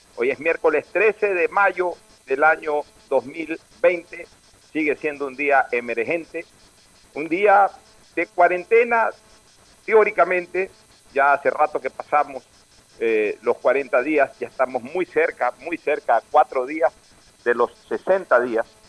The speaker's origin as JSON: {"language": "Spanish", "country": "Ecuador", "said": "como ecuatorianos"}